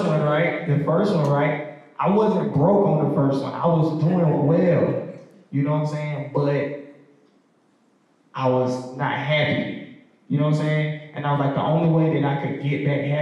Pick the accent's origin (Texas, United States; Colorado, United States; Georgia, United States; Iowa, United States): Georgia, United States; Decatur; I'm from Decatur